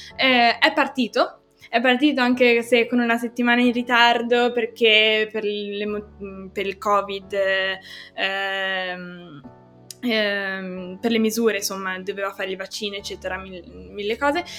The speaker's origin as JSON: {"language": "Italian", "town": "Genoa", "region": "Liguria", "country": "Italy", "said": "da genovese ti confermo che ogni tanto quando vai a Ponente, tipo senza cambiare città, quindi sempre a Genova, io sono del Levante"}